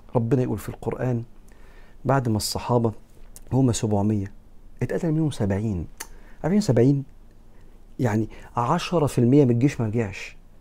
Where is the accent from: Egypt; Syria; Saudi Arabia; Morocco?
Egypt; أنا كمصري